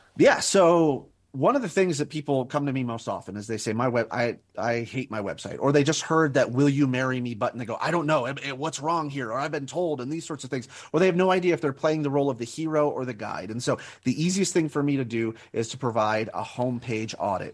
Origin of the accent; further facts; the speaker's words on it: Albuquerque, New Mexico, United States; moved away as an adult; also born or lived in Northwest Ohio; I was born and raised in Albuquerque, New Mexico, and then spent twenty years in Northwest Ohio